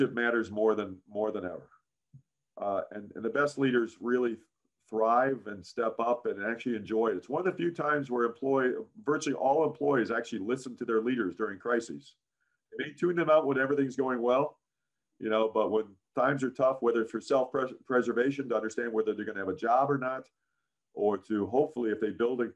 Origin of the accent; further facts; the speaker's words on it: Chicago, Illinois, United States; I grew up in Chicago as a Chicago Cub fan